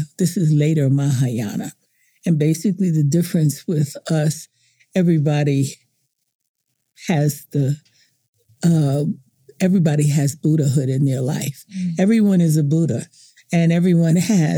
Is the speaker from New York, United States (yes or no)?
yes; New York City, New York, United States; moved away; also born or lived in Turkey / Italy / Africa; I'm originally from New York City, born in Harlem